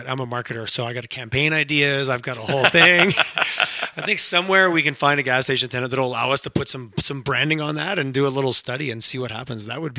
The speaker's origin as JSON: {"language": "English", "town": "Montreal", "region": "Quebec", "country": "Canada", "tie": "born or raised there", "said": "I grew up"}